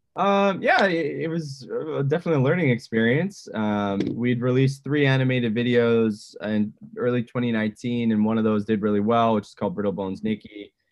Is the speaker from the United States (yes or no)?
no; Edmonton, Alberta, Canada; now in Vancouver, Canada; I grew up in Edmonton